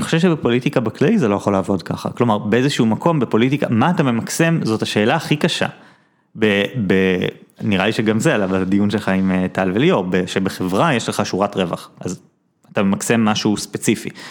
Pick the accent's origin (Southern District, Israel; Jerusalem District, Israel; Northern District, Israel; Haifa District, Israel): Jerusalem District, Israel; Jerusalem; born or raised there